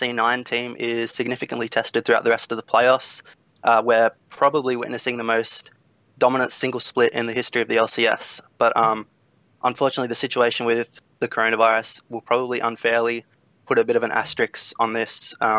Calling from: Australia; I'm from Australia.

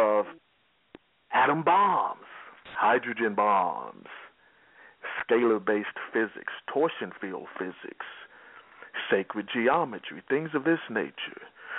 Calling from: Texas, United States; I'm calling from Texas.

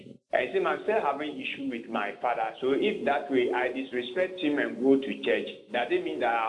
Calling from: Kumasi, Ashanti, Ghana; I'm calling from Kumasi.

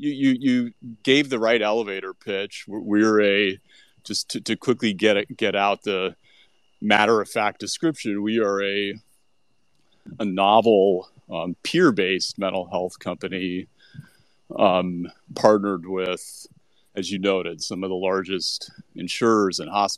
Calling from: New Orleans, Louisiana, United States; I'm coming from New Orleans, where Jazz Fest is all around, including all around me yesterday.

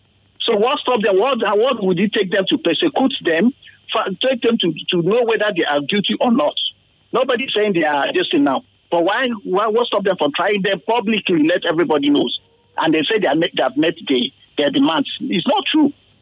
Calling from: Lagos, Nigeria; I'm calling from Ikoyi.

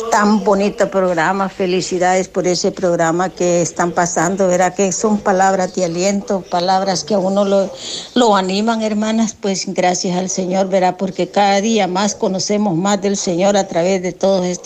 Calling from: Ahuachapán, El Salvador; pues yo también pertenezco aquí a la iglesia las, Nuestra Señora de Guadalupe, aquí de Aguachapán.

